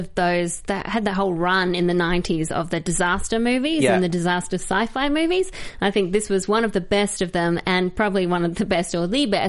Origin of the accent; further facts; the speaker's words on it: Australia; in Australia, we obviously don't celebrate the American Independence Day on July 4.